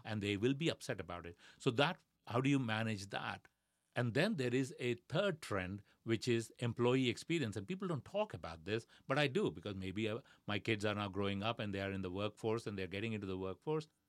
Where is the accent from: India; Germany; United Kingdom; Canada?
India; moved away; growing up in India